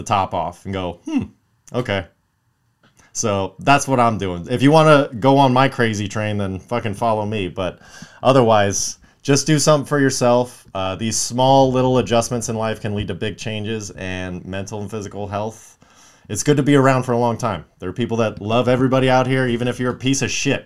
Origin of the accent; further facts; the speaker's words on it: Los Angeles, California, United States; I'm Los Angeles, Southern California my entire life.